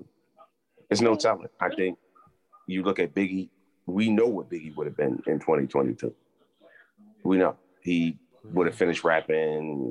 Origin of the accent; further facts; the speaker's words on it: Sacramento, California, United States; Sacramento, California